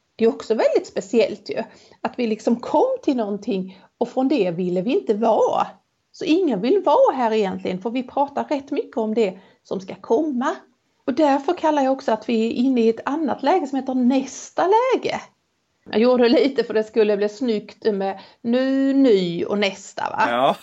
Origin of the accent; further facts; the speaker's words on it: Helsingborg, Skåne, Sweden; accent: Helsingborg Scanian; den varianten av min Helsingborgsskånska